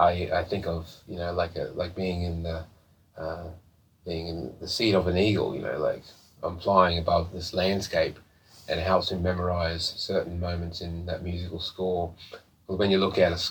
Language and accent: English; Mount Isa, Queensland, Australia; I grew up in Mount Isa, it's a mining community